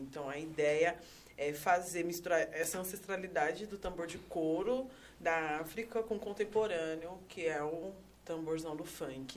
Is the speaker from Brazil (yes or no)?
yes; São Paulo, Brazil; Eu sou nascida e criada no Itaim Paulista, extrema zona leste de São Paulo